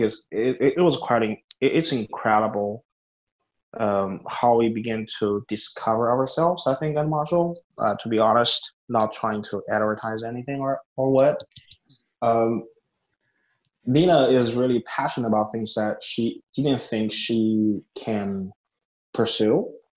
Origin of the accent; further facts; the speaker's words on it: China; moved away; I grew up in a very small town in China.